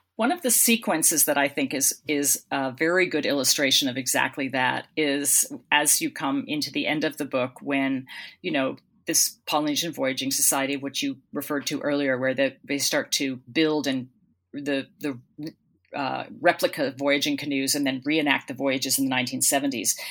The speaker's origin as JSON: {"language": "English", "town": "Boston", "region": "Massachusetts", "country": "United States", "also_born_or_lived": "Melbourne, Australia / West Coast, United States", "moved": "as an adult", "said": "I come from Boston, you know, and, and I live in Boston now"}